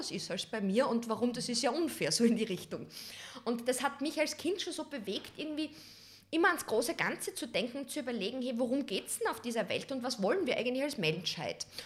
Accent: Western Styria, Austria; aus einem ganz kleinen Ort, der nennt sich Steins in der Weststeiermark. Das ist eine 2000 Seelengemeinde, also wirklich so, wo du sagst Dorfcharakter, wo jeder noch jeden kennt.

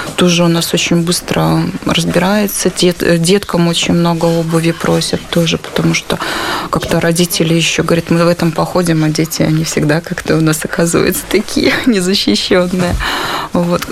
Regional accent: Belarus; moved away as an adult; now in Warsaw, Poland; я из Беларуси убежала в 2021 году

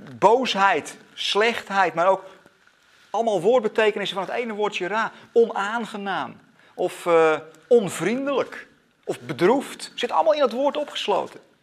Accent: Netherlands; als Nederlanders

